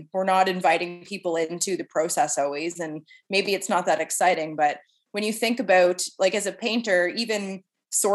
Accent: Clarence, Nova Scotia, Canada; now in Halifax, Canada; I grew up in a little farming community called Clarence

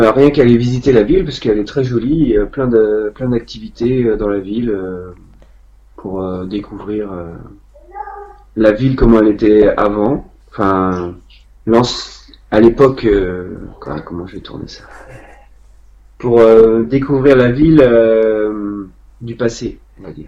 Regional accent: Vieillevigne, Pays de la Loire, France; c'est ma ville natale

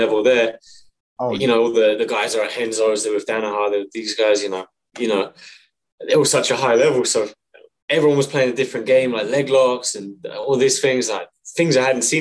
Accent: England, United Kingdom; moved away as an adult; now in Montreal, Canada; So I'm from England. I trained in a little village in England.

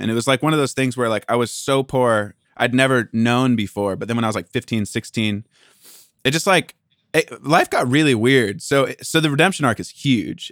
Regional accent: Port Angeles, Washington, United States; born or raised there; now in Los Angeles, United States

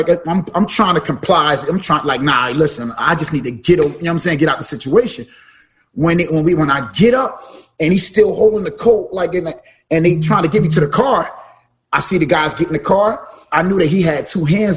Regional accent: New York City, New York, United States; also born or lived in Brooklyn; now in New Jersey, United States; I'm from parts like that. I'm from Bama's, East New York

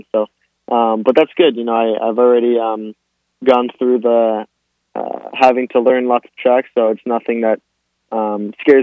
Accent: Miami, Florida, United States; I was born here in Miami, Florida, but both of my parents are Argentinian

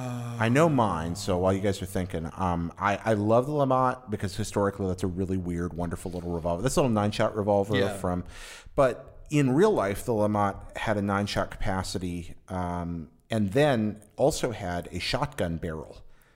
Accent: North Carolina, United States; See, I grew up in North Carolina.

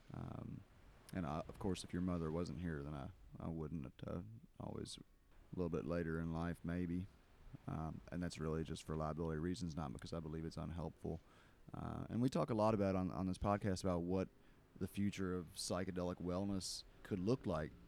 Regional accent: Kentucky, United States; I grew up in Kentucky.

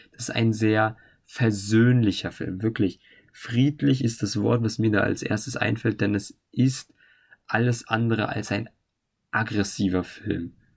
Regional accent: Germany; bei uns in Deutschland

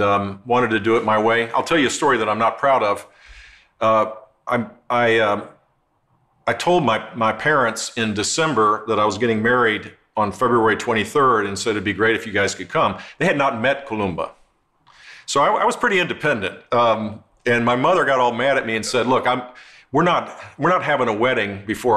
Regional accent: Houston, Texas, United States; also born or lived in Midland, Texas; we moved when I was 6 years old to Houston and lived there till I got married

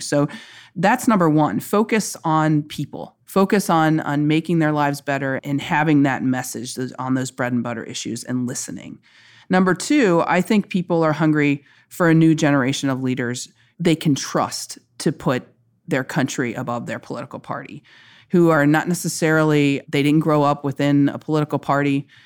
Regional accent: Kentucky, United States; I'm just somebody who's an American, who's a Kentuckian

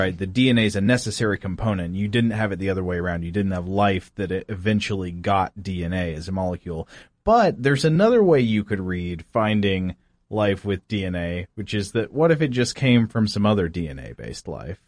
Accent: Chattanooga, Tennessee, United States; moved away; my hometown of Chattanooga, Tennessee

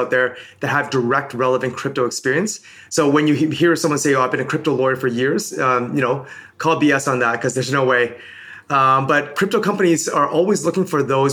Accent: Toronto, Ontario, Canada; also born or lived in Hong Kong / Birmingham, United Kingdom / London, United Kingdom; originally I'm from Hong Kong. I moved to Toronto when I was 5 years old

